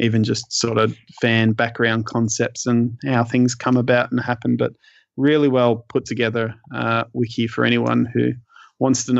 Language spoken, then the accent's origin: English; Australia; as an Australian collector